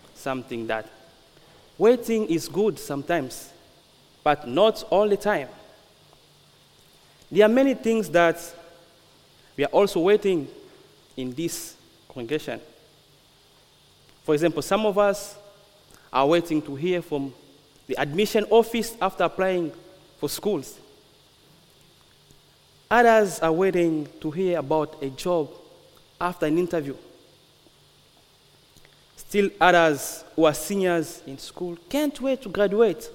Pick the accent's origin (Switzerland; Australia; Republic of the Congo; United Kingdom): Republic of the Congo; moved away; I'm from the Congo. I'm from the Republic of Congo